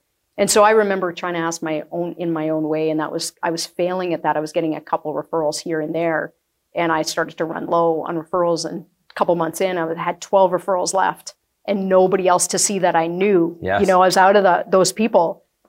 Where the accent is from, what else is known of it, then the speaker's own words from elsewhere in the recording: Acme, United States; I grew up in a small town, so I grew up in Acme. It's like an hour away.